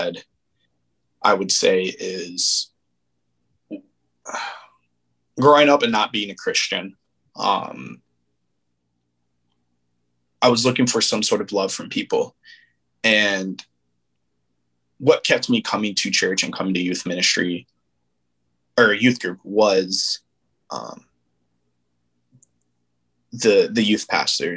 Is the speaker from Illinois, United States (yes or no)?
yes; Aurora, Illinois, United States; now in Minnesota, United States; I grew up in Aurora, Illinois.